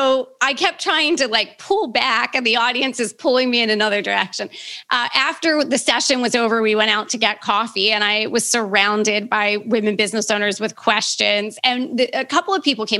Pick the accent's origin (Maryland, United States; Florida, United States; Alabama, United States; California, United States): Maryland, United States; Baltimore; I'm born and raised in Baltimore